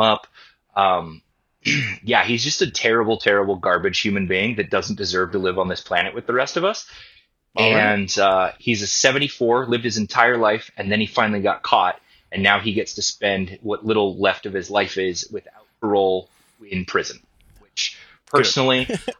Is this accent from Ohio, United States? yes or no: no; Ventura, California, United States; my hometown of Ventura